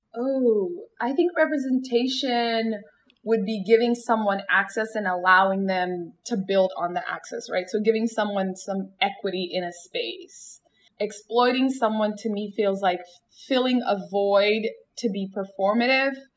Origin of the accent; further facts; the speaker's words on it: Somalia; the wonderful country of Somalia, my home country.